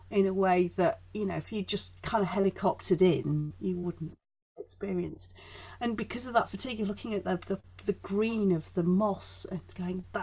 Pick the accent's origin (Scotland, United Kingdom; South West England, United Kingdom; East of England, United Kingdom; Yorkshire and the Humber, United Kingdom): Yorkshire and the Humber, United Kingdom; Leeds; also born or lived in Chelmsford, United Kingdom; Well, I grew up in Yorkshire. We moved to Yorkshire when I was five.